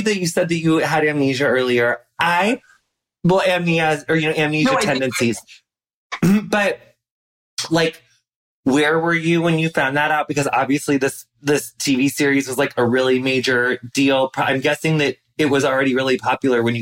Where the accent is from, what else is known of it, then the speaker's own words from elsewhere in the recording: Midwest, United States; being a basic Midwestern person